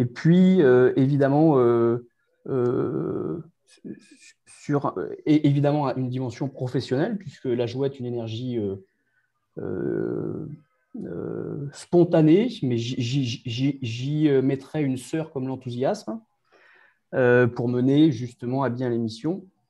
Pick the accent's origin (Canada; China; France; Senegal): France; Brittany; chez nous en Bretagne